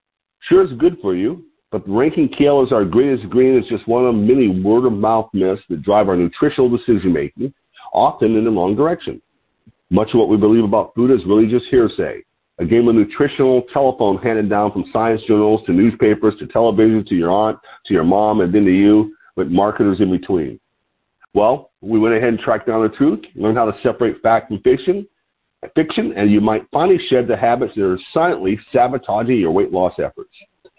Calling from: Lompoc, California, United States; I'm calling in from Lompoc, L-O-M-P-O-C, Lompoc, California, which sits 54 miles north of Santa Barbara on California's beautiful central coast.

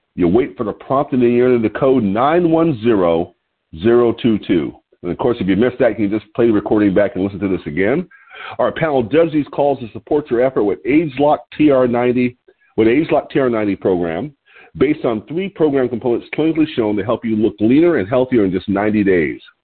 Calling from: Lompoc, California, United States; I'm calling in from Lompoc, California, which is 54 miles north of Santa Barbara on California's beautiful Central Coast.

